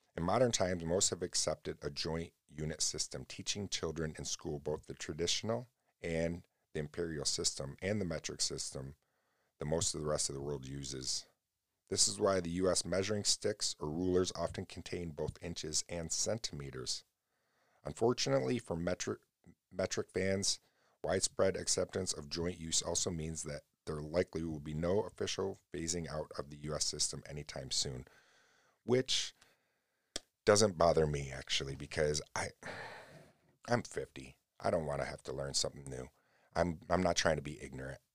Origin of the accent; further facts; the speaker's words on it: United States; I love America, though, and I love being an American